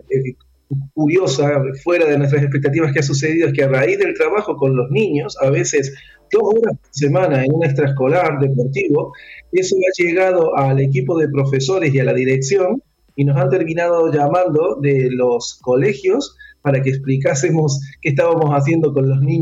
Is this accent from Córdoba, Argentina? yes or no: yes; Córdoba, Argentina; now in Catalonia, Spain; No, yo, yo soy de Córdoba, yo soy de aquí.